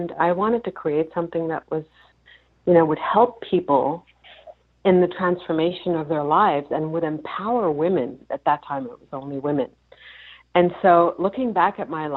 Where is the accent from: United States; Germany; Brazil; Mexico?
Germany; moved away; I was born and raised in Germany